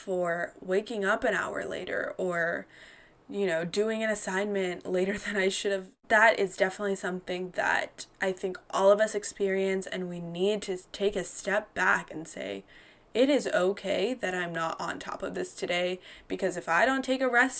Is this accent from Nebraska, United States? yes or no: no; North Carolina, United States; also born or lived in Georgia; an Indian American woman who, you know, I was a former Miss North Carolina Teen USA